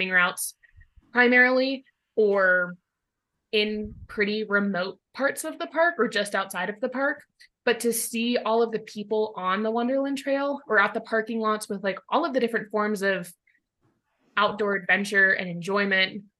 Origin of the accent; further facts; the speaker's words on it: Colorado, United States; moved away as an adult; also born or lived in Tacoma, Washington; I'm originally from Colorado, but I went to college out in Washington